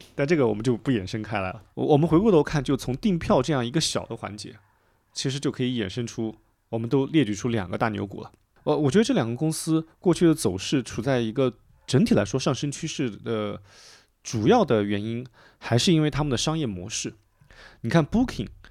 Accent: Bengbu, Anhui, China; 我的家乡，就是蚌埠，就安徽的那个一个城市

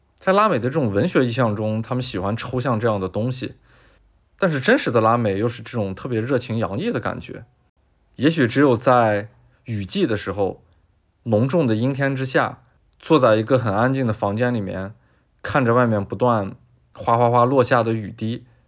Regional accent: China; 我作为一个中国人

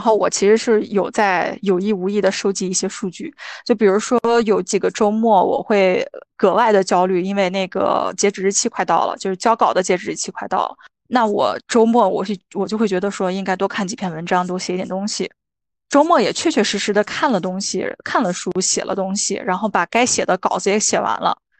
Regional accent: Qingdao, Shandong, China; moved away as an adult; now in Australia; 我是青岛人嘛

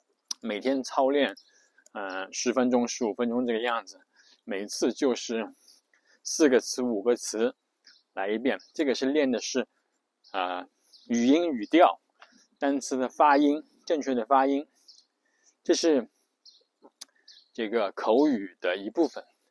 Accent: China; 所以我们中国人写的这个这个一邮件工作邮件

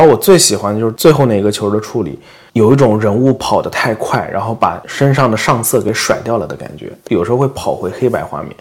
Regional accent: China; now in United States; 然后他听说口音不像是美国人，他问我你哪儿人， 我说我中国来的

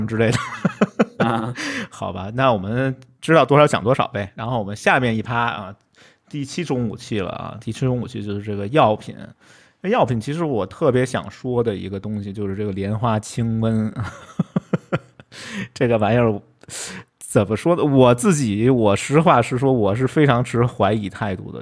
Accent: Beijing, China; 就是我们北京人说的柿子椒

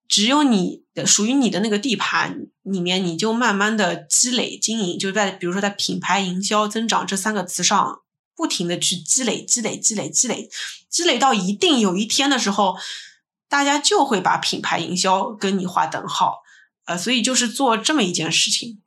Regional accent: China; also born or lived in United States; 我们中国人还是有很多从众的心理在的

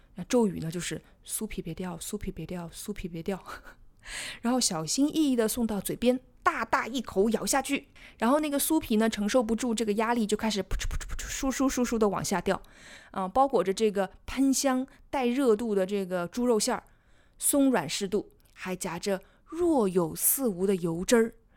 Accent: Jiangsu-Zhejiang-Shanghai area, China; 我是南方人，所以我是在江浙沪这一带，所以我们小的时候都是吃鲜肉月饼的

